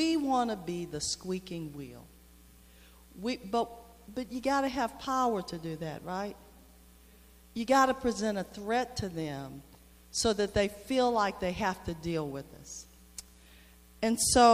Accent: Texas, United States; I'm from Texas

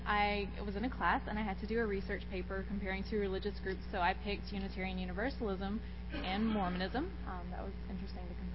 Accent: Eunice, Louisiana, United States; I'm from South Louisiana, so I was raised Catholic, very Catholic

